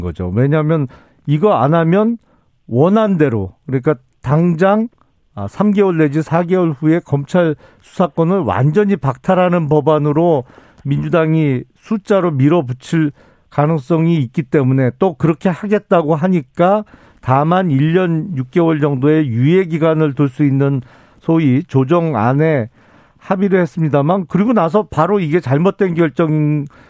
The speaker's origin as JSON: {"language": "Korean", "town": "Suwon", "region": "Gyeonggi Province", "country": "South Korea", "tie": "born or raised there", "said": "제 고향 수원에서 제가 개업을 했죠"}